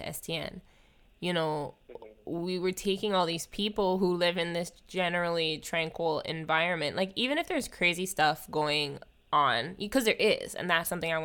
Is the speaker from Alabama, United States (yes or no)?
no; Oahu, Hawaii, United States; moved away as an adult; now in California, United States; I'm from Hawaii